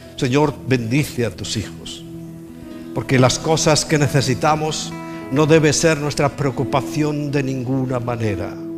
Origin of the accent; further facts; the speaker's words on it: Spain; also born or lived in Lleida; now in Madrid, Spain; yo soy un español de toda la vida. Español de España